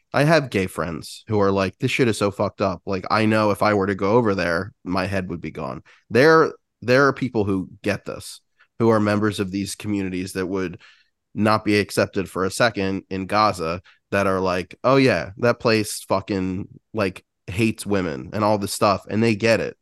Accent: United States; as an American

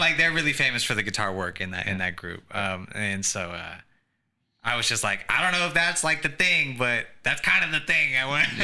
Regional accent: Sacramento, California, United States; also born or lived in Tempe, Arizona; I just say I'm from Sacramento

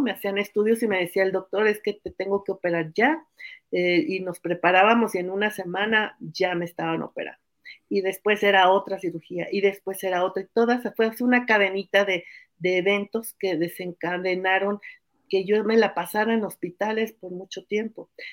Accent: Mexico City, Mexico; moved away as an adult; also born or lived in Oaxaca; Nací hace 57 años en la Ciudad de México

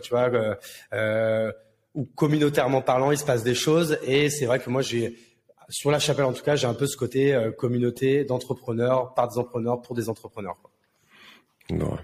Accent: Marne, Champagne-Ardenne, Grand Est, France; moved away as an adult; also born or lived in Paris; now in Bordeaux, France; de base, je suis né à Paris, mais j'ai vécu toute mon enfance et adolescence euh, dans la Marne, à la campagne, donc du coup en, Champagne-Ardenne

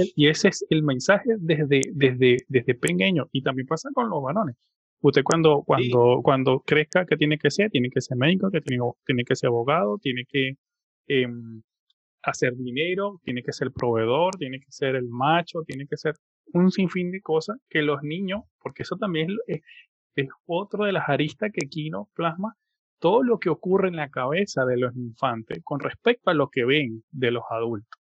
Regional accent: Venezuela; mi país, en Venezuela

